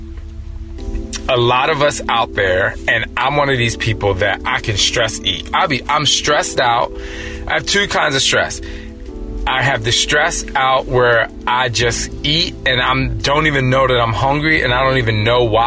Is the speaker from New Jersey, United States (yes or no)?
yes; New Jersey, United States; I'm from Jersey, and so we had Strowman's and Wonder Bread